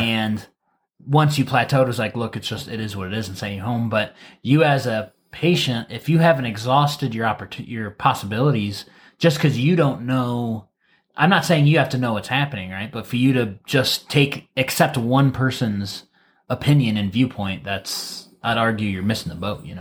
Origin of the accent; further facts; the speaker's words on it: Wauseon, Ohio, United States; moved away; back home, I'm from Waseon, Ohio